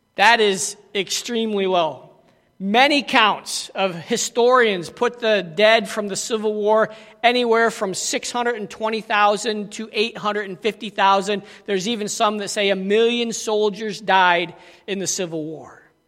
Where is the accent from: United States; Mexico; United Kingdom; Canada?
United States; moved away; also born or lived in South Africa